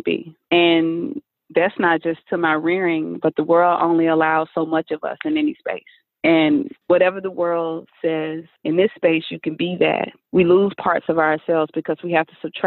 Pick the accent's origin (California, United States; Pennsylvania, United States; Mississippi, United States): Mississippi, United States; I was raised in Mississippi